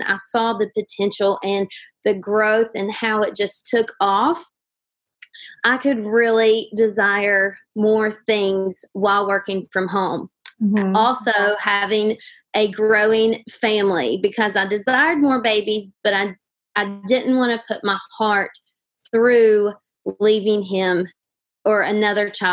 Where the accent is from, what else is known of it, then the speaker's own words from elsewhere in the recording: Huntington, West Virginia, United States; I am from Huntington, West Virginia